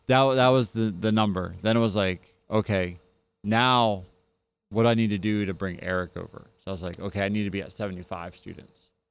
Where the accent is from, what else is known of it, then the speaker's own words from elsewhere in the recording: New Jersey, United States; now in Mississippi, United States; I come from New Jersey